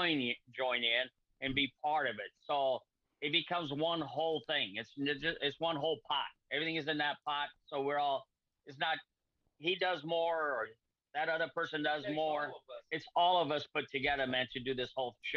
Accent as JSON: {"language": "English", "country": "Portugal", "tie": "born or raised there", "moved": "yes", "lives_now": "United States", "said": "I was brought up with nothing. I'm not from even the United States. I'm from Portugal"}